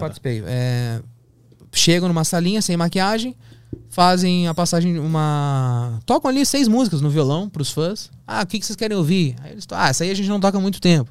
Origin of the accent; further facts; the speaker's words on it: Porto Alegre, Rio Grande do Sul, Brazil; moved away; also born or lived in São Paulo; eu sou de Porto Alegre, eu tô aqui em São Paulo